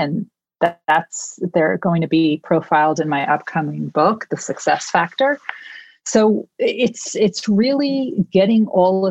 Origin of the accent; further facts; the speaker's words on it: New York, United States; I am a New Yorker through and through